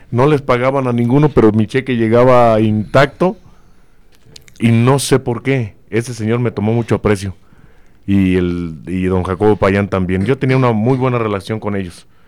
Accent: Celaya, Guanajuato, Mexico; born or raised there

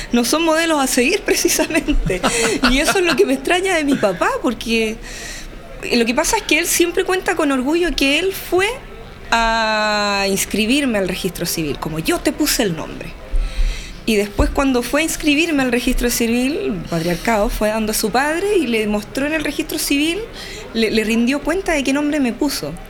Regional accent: Chile; accent: Chilean; me voy a chilenizar

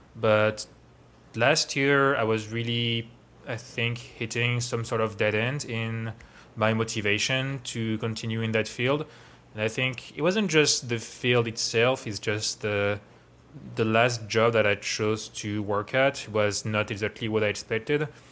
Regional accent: Versailles, Île-de-France, France; moved away as an adult; now in Bay Area, United States; I grew up around Paris, um, in Versailles

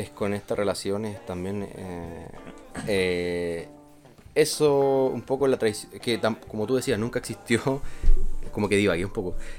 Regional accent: Chile; como chilenos

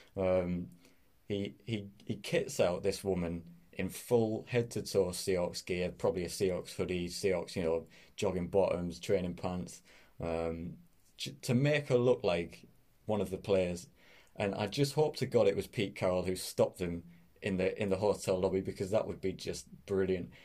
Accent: Middlesbrough, North East England, United Kingdom; I am from Middlesbrough, which is a little town up in the northeast of England.

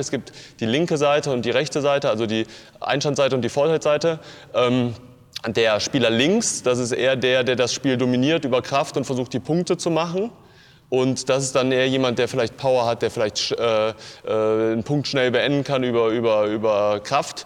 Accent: Cologne, North Rhine-Westphalia, Germany; wir sind Kölner

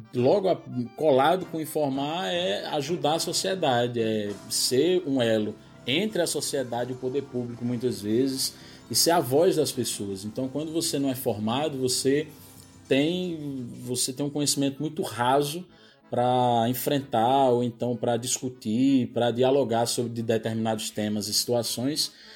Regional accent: Surubim, Pernambuco, Brazil; accent: mix of Pernambuco and Paraíba; moved away as an adult; also born or lived in Recife / Campina Grande; now in João Pessoa, Brazil; Sou de Surubim, Surubim, Agreste de Pernambuco, mesma região.

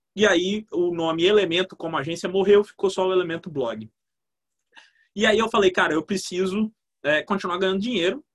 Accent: Vitória, Espírito Santo, Brazil; Sou de Vitória

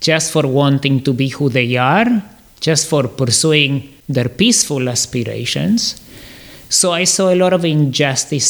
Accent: Córdoba, Argentina; also born or lived in Canada; now in Miami, United States; So I grew up in Argentina. I was born in Córdoba, Argentina

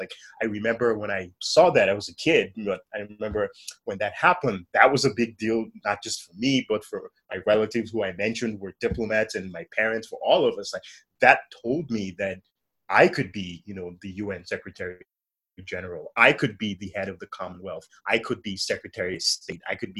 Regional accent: London, United Kingdom; born there; moved away; also born or lived in Nigeria / United States / Italy; So I was born in London. My parents were Nigerian migrants to London. They moved to London in the late 70s and / early 80s.

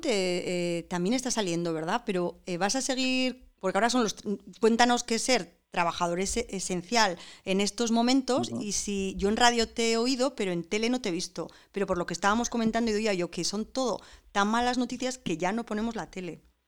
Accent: San Sebastián, Basque Country, Spain; somos todos donostiarras

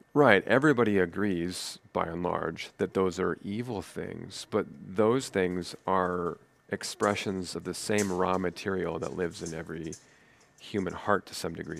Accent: Nebraska, United States; moved away as an adult; also born or lived in East Coast; being a native Nebraska person

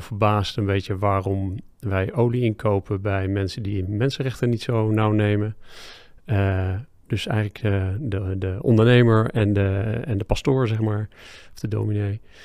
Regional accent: Driebergen, Utrecht, Netherlands; ik kom uit Driebergse.

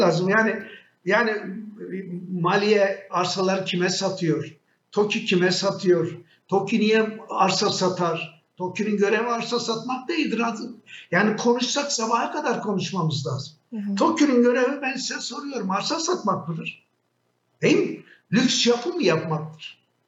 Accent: Şanlıurfa, Turkey; Ben bir Urfalı olarak

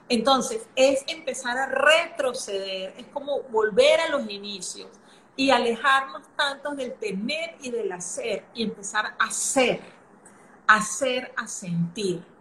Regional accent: Venezuela; also born or lived in Brazil / Singapore; now in Panama; soy venezolana, ahorita vivo ah, en Panamá, pero He, vivido, en Brasil, en Singapur

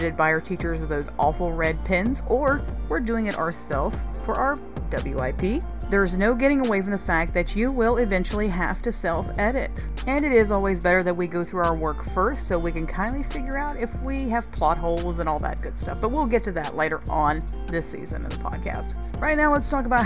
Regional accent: North Carolina, United States; from my home state of North Carolina

